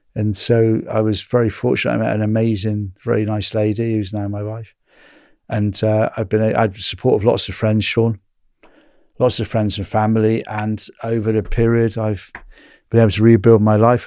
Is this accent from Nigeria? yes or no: no; England, United Kingdom; I'm from England